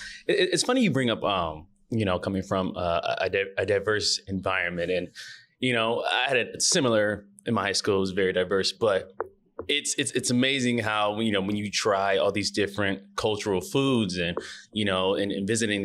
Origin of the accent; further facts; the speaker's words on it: Grand Rapids, Michigan, United States; I'm from Grand Rapids